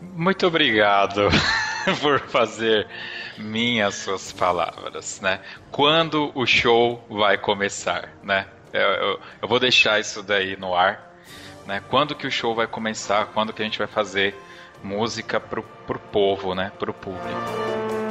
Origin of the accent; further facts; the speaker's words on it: Ribeirão Pires, São Paulo, Brazil; Eu sou de Ribeirão Pires